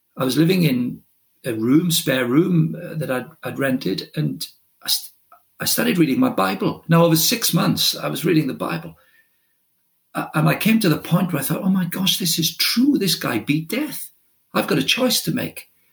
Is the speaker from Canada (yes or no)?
no; Wales, United Kingdom; first language Welsh; English is a second language; I, I, grew up in Wales uh, as right through my childhood